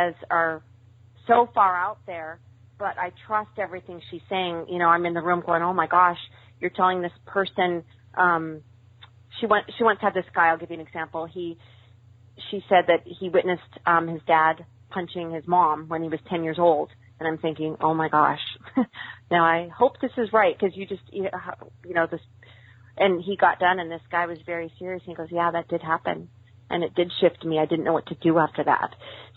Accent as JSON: {"language": "English", "region": "Montana", "country": "United States", "tie": "born or raised there", "said": "I grew up in Montana."}